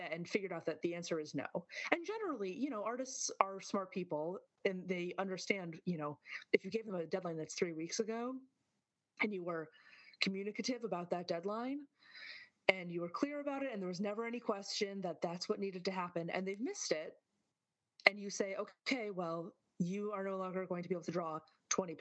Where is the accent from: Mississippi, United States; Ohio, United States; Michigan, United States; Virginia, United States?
Michigan, United States; moved away as an adult; now in New York, United States; I'm a Michigander, you know, originally